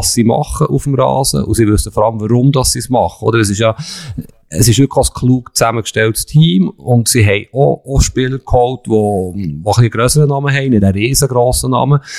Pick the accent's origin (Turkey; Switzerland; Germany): Switzerland; Bern; für mich als Berner.